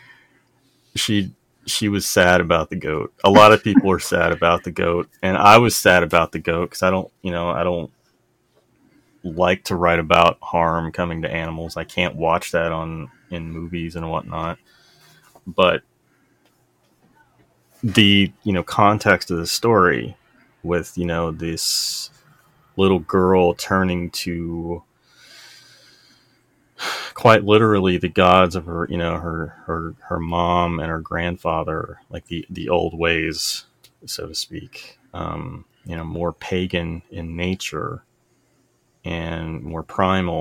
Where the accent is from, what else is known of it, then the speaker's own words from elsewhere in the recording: the South, United States; I grew up in the South